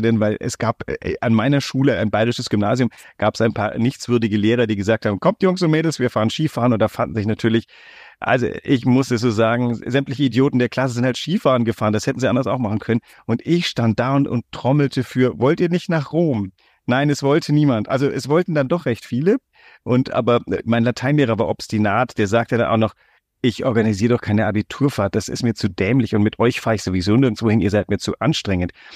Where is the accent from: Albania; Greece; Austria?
Greece; now in Hamburg, Germany; ich bin ja in Griechenland groß geworden.